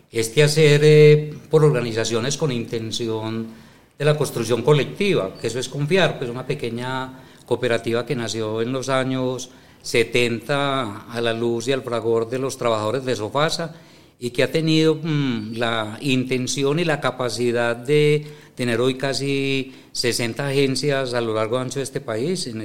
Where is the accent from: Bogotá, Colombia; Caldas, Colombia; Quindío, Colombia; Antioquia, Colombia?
Antioquia, Colombia; Medellín; yo soy de Medellín.